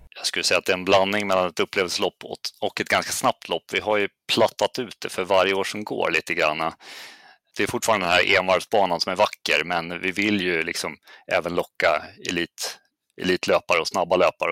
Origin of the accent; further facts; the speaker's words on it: Uppsala, Uppsala County, Sweden; jag är uppväxt i Uppsala